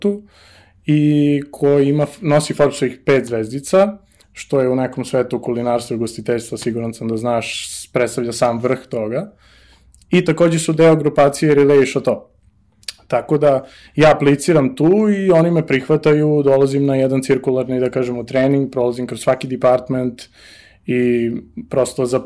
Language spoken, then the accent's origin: Croatian; Belgrade, Serbia; moved away as an adult; iz Beograda sam.